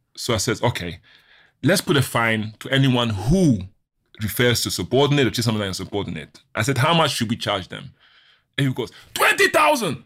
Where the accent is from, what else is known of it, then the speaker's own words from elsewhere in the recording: Ghana; I'm from Ghana